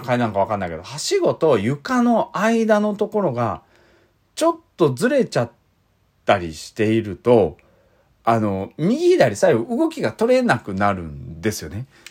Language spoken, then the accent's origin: Japanese; Iizuka, Fukuoka, Japan; 僕が飯塚で育った